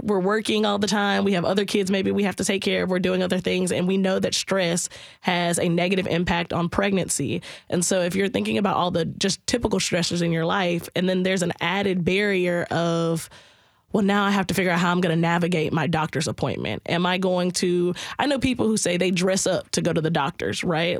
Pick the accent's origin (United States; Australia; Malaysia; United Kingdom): United States; South Carolina; moved away; I'm originally from South Carolina